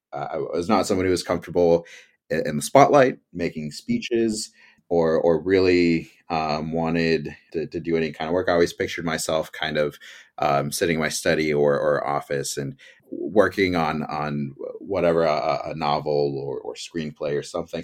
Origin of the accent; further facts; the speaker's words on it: Campbell, California, United States; my hometown, Campbell, California, here in the beautiful Bay Area